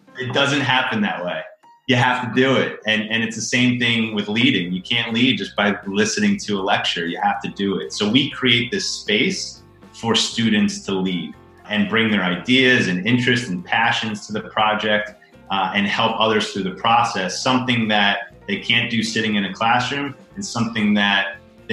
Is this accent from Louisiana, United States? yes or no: no; Chappaqua, New York, United States; now in Brooklyn, United States; I grew up in a suburb about an hour north of New York City. I grew up in Chappaqua.